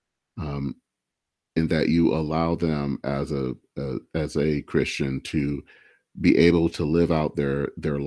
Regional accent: Michigan, United States; I hail from Michigan, and Dale Kildee was the person that represented my a part of the state

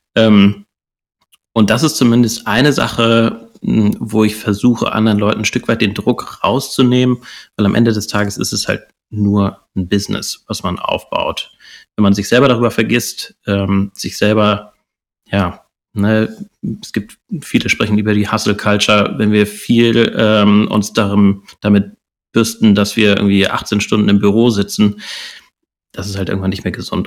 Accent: Hamburg, Germany; Hamburger Jung

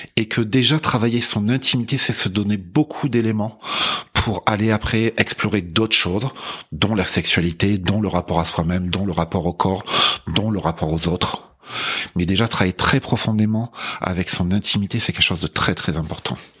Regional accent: France; je suis français euh, d'origine

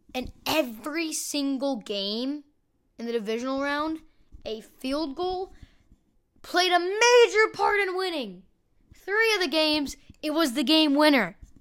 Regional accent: Kansas, United States; I was born in Kansas

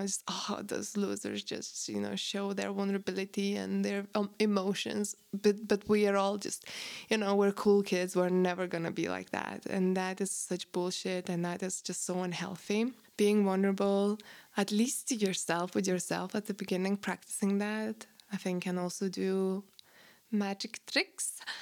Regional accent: Lithuania; moved away; I grew up in Post-Soviet Russian, um, Lithuania

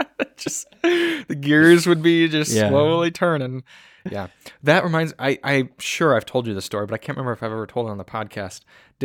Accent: Michigan, United States; good made drivers growing up in Michigan, made it just fine

